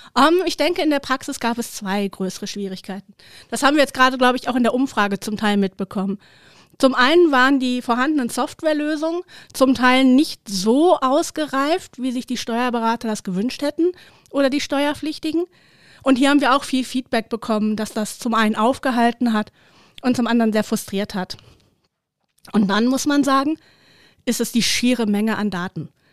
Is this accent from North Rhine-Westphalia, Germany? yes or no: yes; Herten, North Rhine-Westphalia, Germany; in meiner Heimatstadt, dem wunderschönen Herten